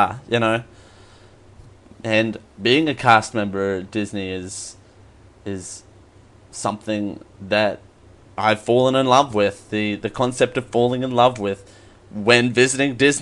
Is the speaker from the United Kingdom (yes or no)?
no; Australia; being Australian